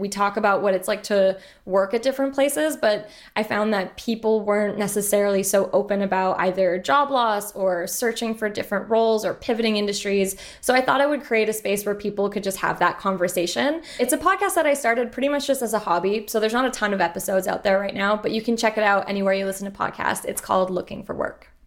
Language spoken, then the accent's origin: English; Montreal, Quebec, Canada; also born or lived in United Kingdom; I'm originally from Montreal